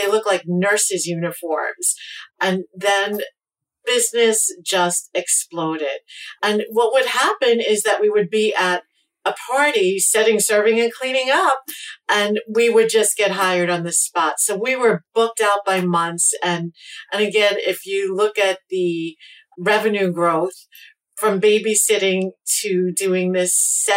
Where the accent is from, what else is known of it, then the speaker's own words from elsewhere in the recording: New York City, New York, United States; also born or lived in New City, New York; I grew up in Brooklyn, and both of my parents had started businesses